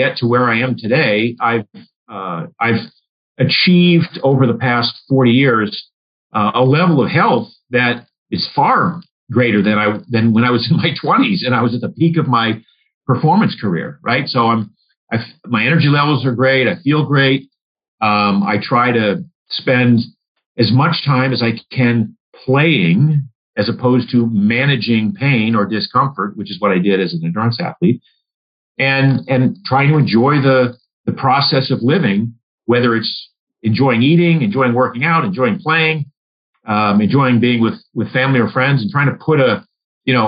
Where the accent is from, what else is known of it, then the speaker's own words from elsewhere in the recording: Maine, United States; I grew up in Maine